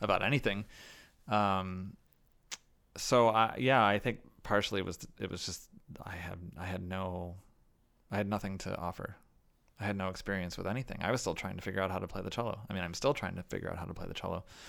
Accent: Chicago, Illinois, United States; I was playing with my hometown orchestra

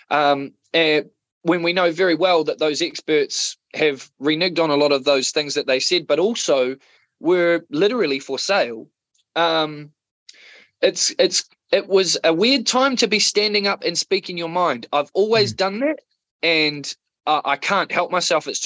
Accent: Otago, New Zealand; also born or lived in Wellington; a mixture of um, South Otago

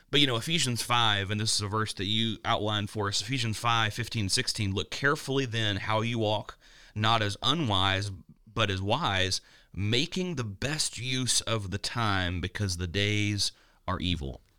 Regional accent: Danville, Kentucky, United States; my hometown of Danville, Kentucky

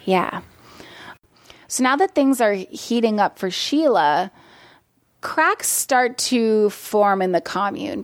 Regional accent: Portland, Oregon, United States; moved away as an adult; now in Los Angeles, United States; originally I'm from Portland, Oregon

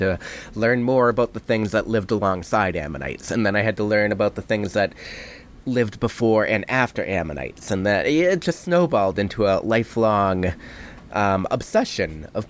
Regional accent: Brockton, Massachusetts, United States; also born or lived in Scotland; I'm from south of Boston, a dangerous little city called Brockton, Massachusetts, that I escaped

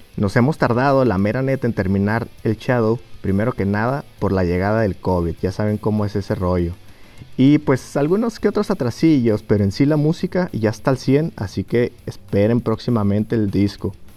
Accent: Durango, Mexico; moved away as an adult; now in Guadalajara, Mexico; todos somos de Durango

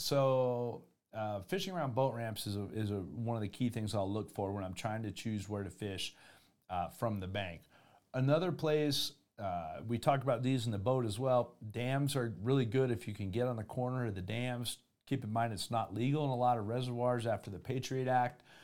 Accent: Florida, United States; moved away; also born or lived in Denver, Colorado; I grew up in Florida.

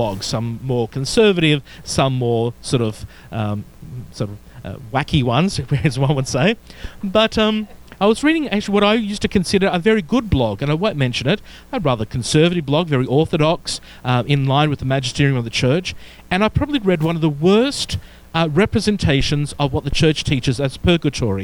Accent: Melbourne, Victoria, Australia; accent: Australian; moved away; pastor of a wonderful church and community in Melbourne, Victoria, Australia, as you can tell by my accent

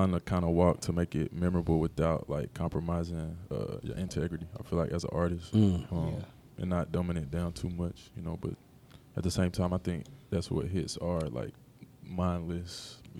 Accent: Knoxville, Tennessee, United States; the North Side is really East Knoxville. We're just on the north part of East Knoxville. It's not North Knoxville per se

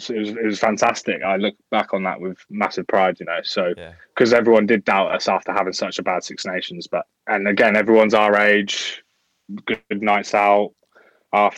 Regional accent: Wales, United Kingdom; Wales sort of born and bred

